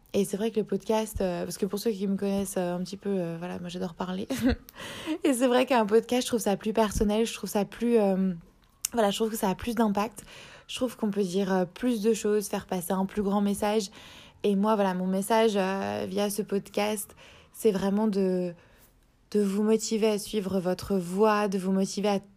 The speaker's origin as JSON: {"language": "French", "town": "Strasbourg", "region": "Grand Est", "country": "France", "moved": "as an adult", "lives_now": "Sydney, Australia", "said": "je suis originaire de France, à la base de Strasbourg"}